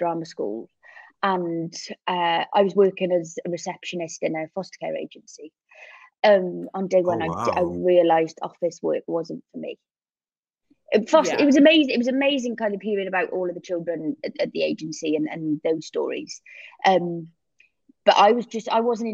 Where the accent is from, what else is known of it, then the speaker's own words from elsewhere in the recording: Cardiff, Wales, United Kingdom; moved away as an adult; now in London, United Kingdom; I'm from Cardiff in Wales